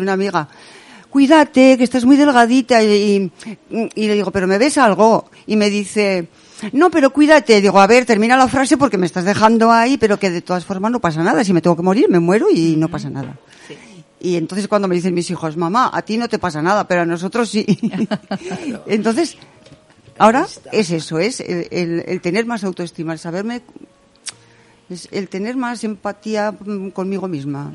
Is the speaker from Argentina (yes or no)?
no; Salamanca, Castile and León, Spain; mi pueblo, que yo vivo, yo nací en Salamanca